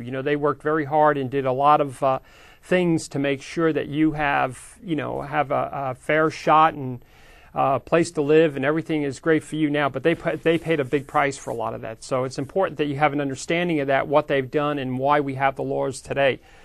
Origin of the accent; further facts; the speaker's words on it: New York, United States; now in Sacramento, United States; I grew up in New York